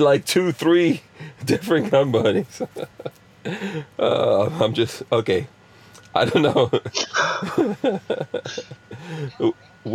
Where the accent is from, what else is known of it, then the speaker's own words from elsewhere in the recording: New York, United States; now in Florida, United States; growing up in New York